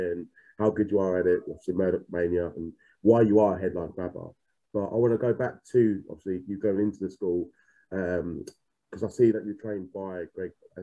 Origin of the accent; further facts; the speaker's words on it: Essex, East of England, United Kingdom; I'm from Essex myself